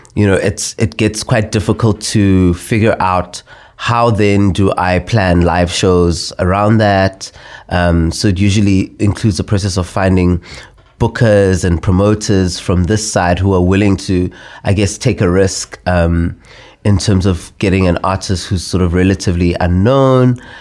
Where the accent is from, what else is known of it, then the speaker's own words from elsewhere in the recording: South Africa; as a South African